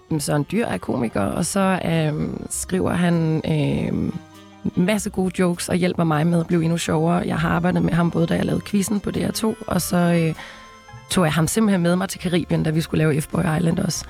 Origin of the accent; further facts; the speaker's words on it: Denmark; jeg er jo fra Grænsted